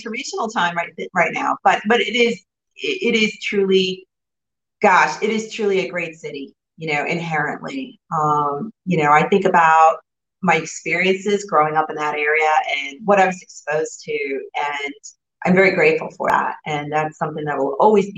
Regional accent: New Jersey, United States; I grew up right outside New York City in the North Jersey area

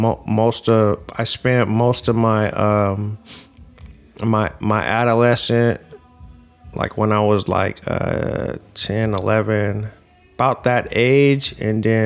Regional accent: Oakland, California, United States; growing up in East Oakland

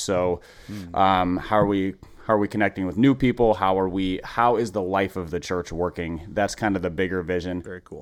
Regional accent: Minneapolis, Minnesota, United States; I grew up in Minneapolis

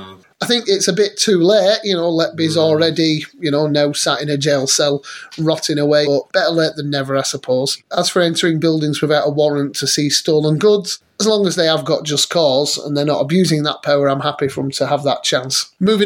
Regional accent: Rochdale, North West England, United Kingdom; I'm from Rochdale. I was born there.

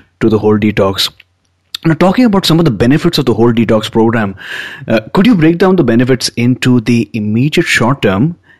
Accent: India; now in Vancouver, Canada; I'm from India, but I have identified Vancouver as this place that has called me here for a particular mission, and I'm loving my experience here.

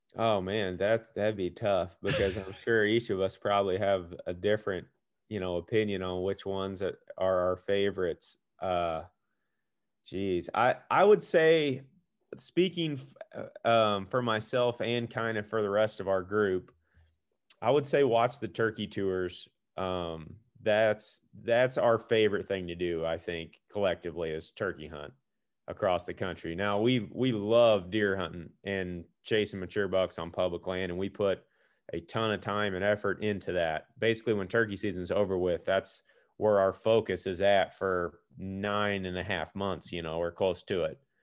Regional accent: Missouri, United States; also born or lived in Iowa; I'm from Missouri

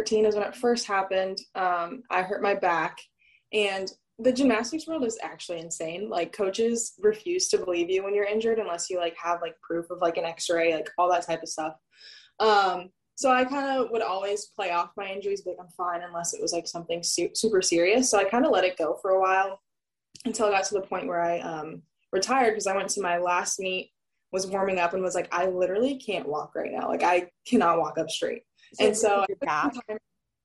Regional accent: Southern California, United States; moved away as an adult; also born or lived in Oregon / North Carolina; now in Honolulu, United States; I'm from Southern California

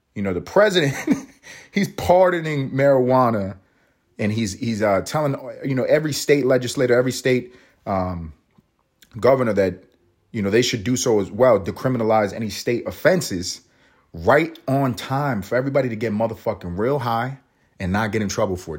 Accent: New York, United States; also born or lived in Los Angeles; now in Georgia, United States; I'm in Georgia, but I'm from New York. I, I lived in Los Angeles.

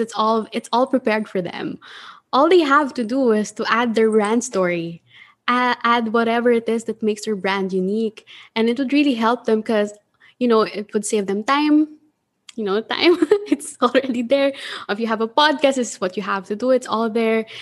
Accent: Manila, Metro Manila, Philippines; I'm from Manila

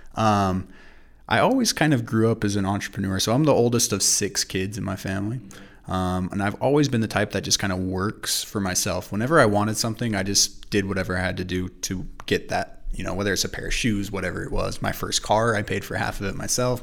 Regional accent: Idaho Falls, Idaho, United States; also born or lived in California; I grew up here in Idaho Falls. I wasn't born here. I was born in California, but I grew up most of my life here in Idaho Falls

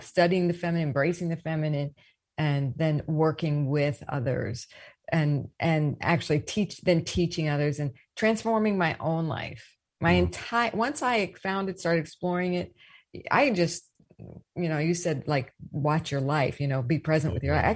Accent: East Coast, United States; moved away; also born or lived in the South; I grew up on the East Coast, rough around the edges, though I did go to the South for school

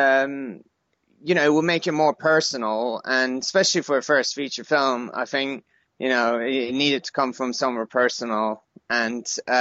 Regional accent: Iran; I was born in Iran, in the 80s, right in the middle of the Iran-Iraq War.

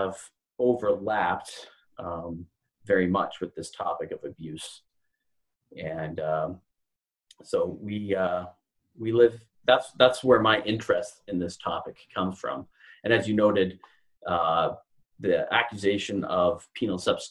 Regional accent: Canada; moved away as an adult; now in Louisville, United States; So I am a Canadian living in Louisville, Kentucky. I've lived here for about 9 years.

